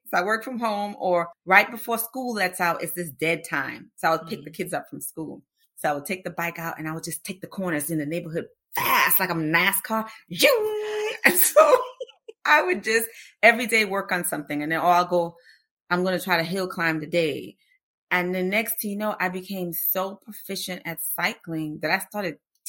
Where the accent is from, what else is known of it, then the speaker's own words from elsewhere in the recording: Austin, Texas, United States; And this is their annual fundraiser. And it's in my hometown in Austin.